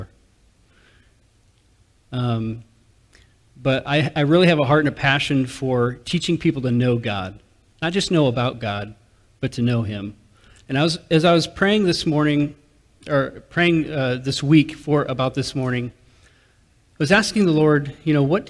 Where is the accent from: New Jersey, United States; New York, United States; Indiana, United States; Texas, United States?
Indiana, United States; Goshen; So I'm born and raised in Goshen, locally grown, corn fed, just like the deer. And I went to Northridge High School.